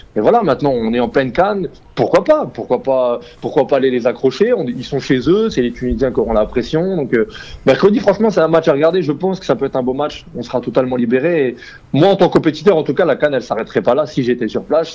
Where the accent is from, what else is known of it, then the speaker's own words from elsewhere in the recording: Algeria; On est algérien